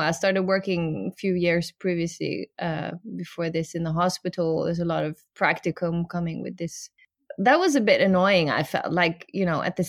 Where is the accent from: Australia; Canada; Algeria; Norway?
Norway; we grew up in Norway